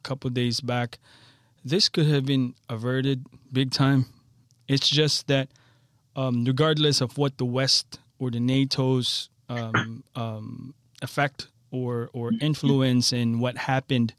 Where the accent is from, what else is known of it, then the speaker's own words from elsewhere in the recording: Philippines; now in Rosedale, United States; I'm a Filipino